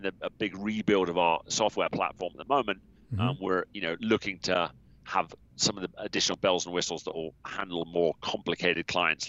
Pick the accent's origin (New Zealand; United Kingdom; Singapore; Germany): United Kingdom; South West England; accent: US-influenced English; now in United States; I'm originally from the southwest of England. I'm regularly mistaken for an Aussie because of the US effect on my accent. But yeah, I'm from a county called Somerset.